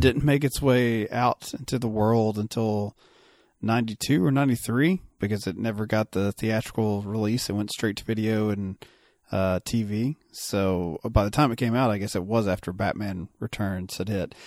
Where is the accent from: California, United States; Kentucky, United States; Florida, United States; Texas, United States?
Kentucky, United States; I'm a Kentucky boy